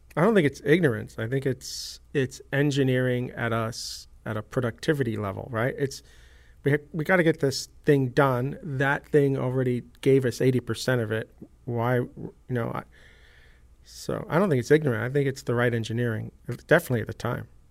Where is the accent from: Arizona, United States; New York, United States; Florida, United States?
New York, United States; I grew up in New York